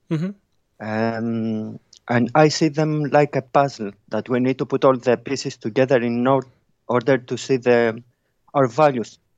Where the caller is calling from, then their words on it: Bristol, South West England, United Kingdom; Um, it's Bristol, UK.